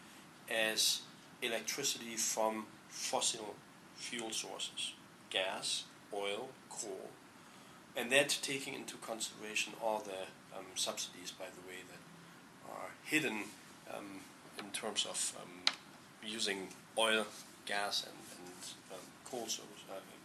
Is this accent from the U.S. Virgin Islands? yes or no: no; Germany; moved away as an adult; also born or lived in Hamburg, Germany; now in Palo Alto, United States; I'm from Germany